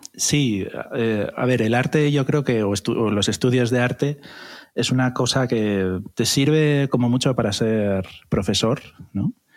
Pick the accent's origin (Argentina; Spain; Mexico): Spain; Gijón, Asturias; moved away as an adult; also born or lived in Madrid; nací en Asturias, nací en la maravillosa ciudad de Gijón, y, allí fue donde empecé mi carrera artística, hice el bachillerato artístico